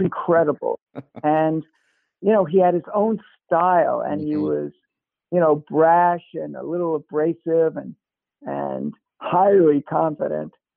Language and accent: English; New York City, New York, United States; moved away as an adult; also born or lived in Cambridge, Massachusetts / Ithaca, New York; I am from Brooklyn, New York